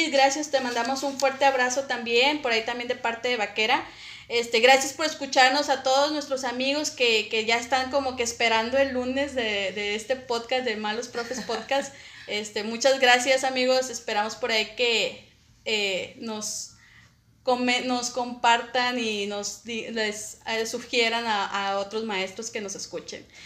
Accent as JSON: {"language": "Spanish", "town": "Saltillo", "region": "Coahuila", "country": "Mexico", "tie": "born or raised there", "also_born_or_lived": "Ramos Arizpe / Zaragoza / Allende", "said": "yo nací en Saltillo"}